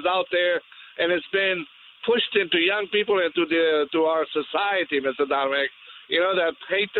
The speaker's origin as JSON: {"language": "English", "country": "Romania", "second_language": "English", "moved": "yes", "lives_now": "United States", "said": "I came from Romania. We escaped from the communists, you know, and we love this country. I became a citizen of the United States in 1976."}